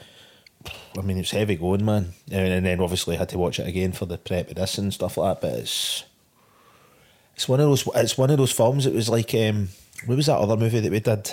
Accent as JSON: {"language": "English", "town": "Glasgow", "region": "Scotland", "country": "United Kingdom", "tie": "born or raised there", "said": "I'm for Govan originally"}